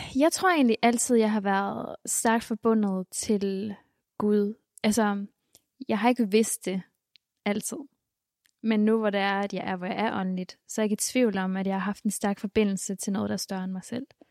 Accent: Bornholm, Capital Region of Denmark, Denmark; also born or lived in Colima, Mexico; det var også et stort skift fra Mexico til Bornholm.

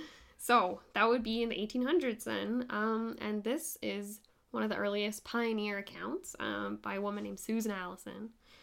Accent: Okanagan, British Columbia, Canada; growing up in the Okanagan

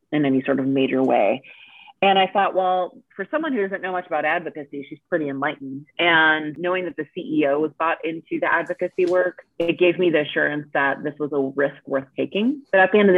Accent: Minnesota, United States; moved away as an adult; also born or lived in Washington, D.C.; I really started working in Minnesota, where I'm from

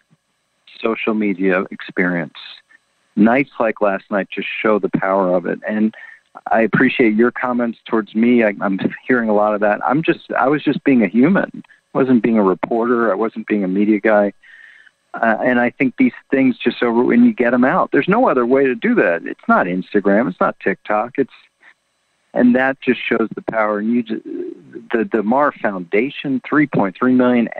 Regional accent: Washington, District of Columbia, United States; I'm from Washington, D.C., huge Redskin fan growing up

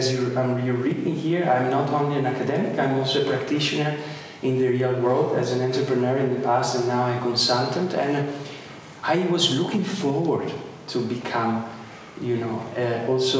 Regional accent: Padua, Veneto, Italy; English is a second language; moved away as an adult; also born or lived in Amsterdam / Boston; you already know I'm Italian. I'm coming from Padova, close by Venice.

